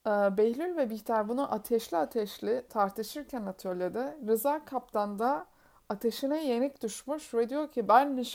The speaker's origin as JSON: {"language": "Turkish", "region": "Black Sea Region", "country": "Turkey", "accent": "Black Sea", "said": "Bu kötü Karadeniz şivemle"}